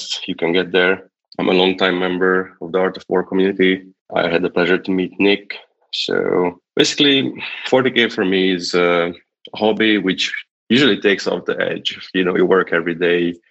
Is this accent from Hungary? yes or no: yes; Hungary; English is a second language; I'm from Hungary